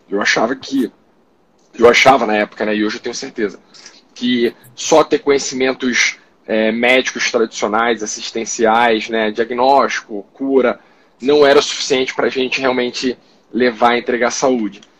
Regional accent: Rio de Janeiro, Brazil; also born or lived in São Paulo; tenho 35 anos, sou paulista, apesar do saco carioca, né? Fui criado no Rio de Janeiro minha vida inteira.

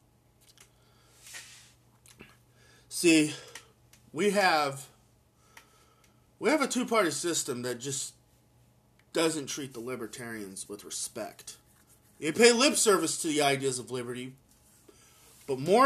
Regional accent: Oklahoma, United States; I'm from Oklahoma

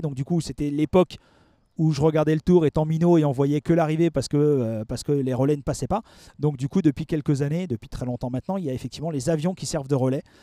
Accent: Alsace, Grand Est, France; moved away as an adult; now in Paris region, France; j'ai quitté l'Alsace, dont je, suis originaire, pour m'installer euh, en région parisienne

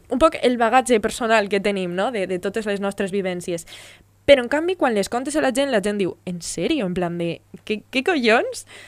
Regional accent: Navarrés, Valencian Community, Spain; soy de Navarrés

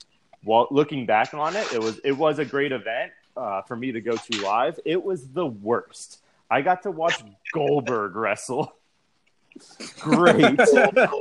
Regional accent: Connecticut, United States; I grew up in Connecticut

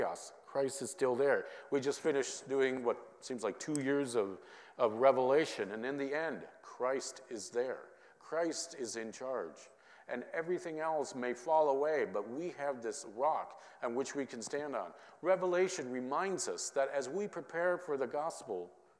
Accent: Minnesota, United States; growing up in Minnesota

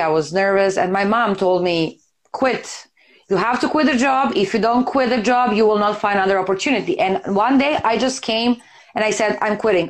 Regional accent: Serbia; I'm from Serbia

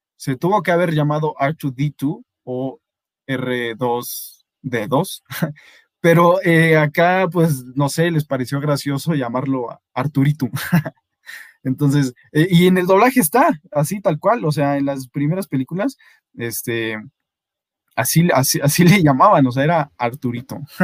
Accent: Mexico City, Mexico; accent: Mexico City accent; aquí en la Ciudad de México, nuestro acento

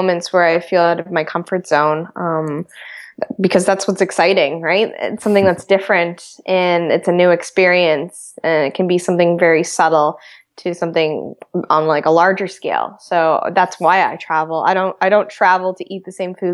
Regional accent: Canada; growing up in Canada

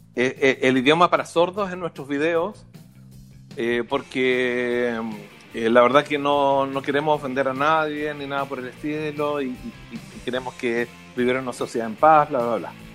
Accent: Chile; como chilenos

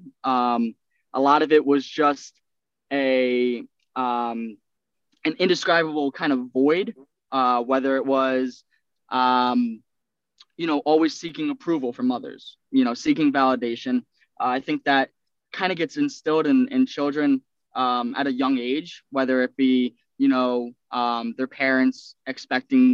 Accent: Centereach, New York, United States; I was born on Long Island, town of Center Reach

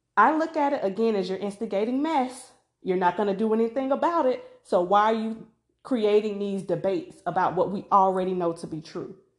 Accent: Macon, Georgia, United States; born or raised there

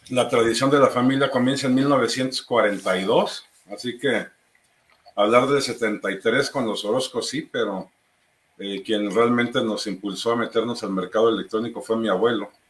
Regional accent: Guadalajara, Jalisco, Mexico; also born or lived in Cuernavaca; nosotros, aunque somos de Guadalajara, pues vivíamos en Cuernavaca.

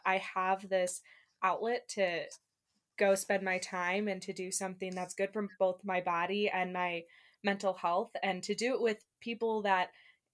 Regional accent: Northern Illinois, United States; moved away as an adult; now in Washington, United States; I'm from Northern Illinois, like just south of the Wisconsin

